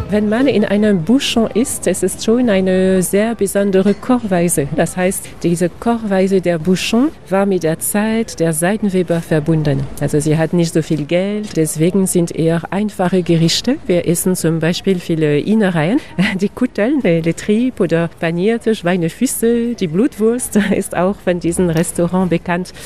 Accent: Lyon, Auvergne-Rhône-Alpes, France; Bei uns in Lyon mit beiden Flüssen und mit beiden Hügeln

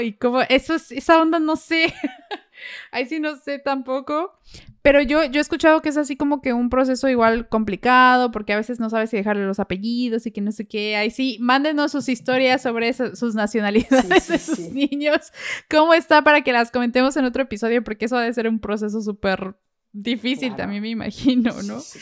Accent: Mexico; moved away

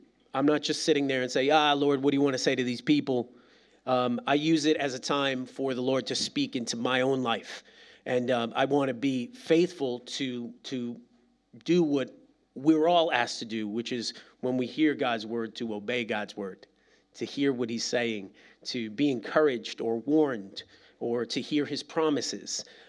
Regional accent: East Coast, United States; Like, listen, I'm from the East Coast, and those are small Calvary Chapels, right?

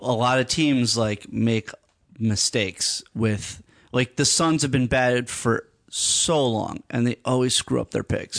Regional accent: Hartford, Connecticut, United States; moved away as an adult; also born or lived in New York; I was born in New York. Uh, I lived there for, like, uh, part of my, like, uh, childhood, and then I, I moved to Hartford, Connecticut, grew up in Hartford

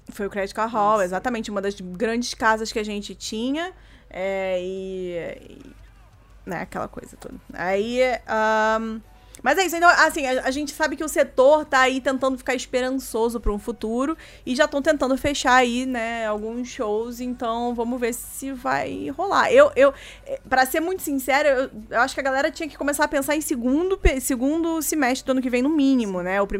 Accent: Brazil; E olha que eu sou brasileiro

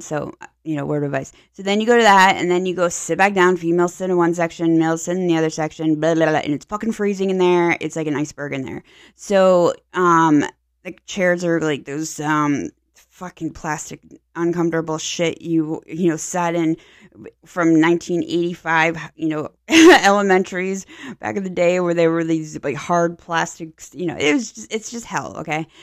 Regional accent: Pittsburgh, Pennsylvania, United States; now in Tampa Bay, United States; I'm from Pennsylvania, so, you know, when you're born in Pittsburgh area, you just naturally are black and yellow

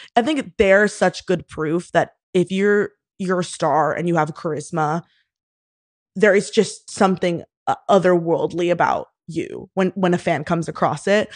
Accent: Houston, Texas, United States; moved away as an adult; also born or lived in Austin, Texas; now in New York, United States; I am originally from Houston, Texas, grew up there

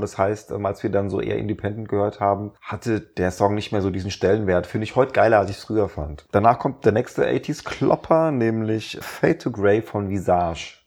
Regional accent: Rheinhessen, Rhineland-Palatinate, Germany; ich habe ja in Rheinhessen Abi gemacht

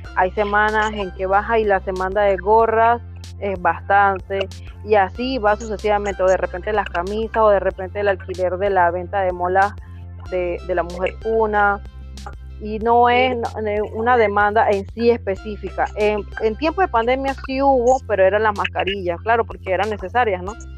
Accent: Guna Yala comarca, Panama; pertenezco a la comarca Cunayala

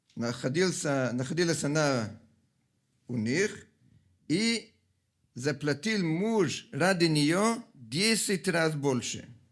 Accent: Italy; Russian is a second language; moved away; Я сам, как много из вас знают, родом из Италии

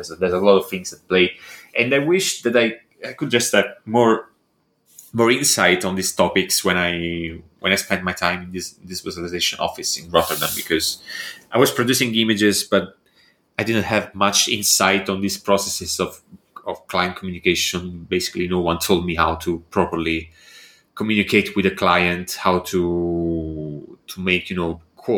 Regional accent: Italy; now in Bologna, Italy

